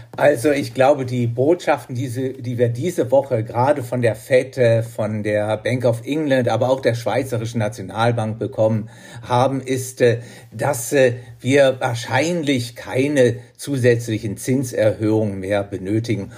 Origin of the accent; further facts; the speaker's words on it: Germany; moved away as an adult; now in Switzerland; bei uns in Deutschland